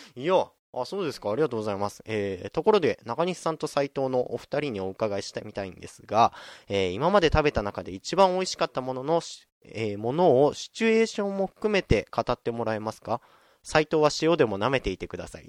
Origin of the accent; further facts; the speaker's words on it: Fukushima, Japan; 僕、福島県出身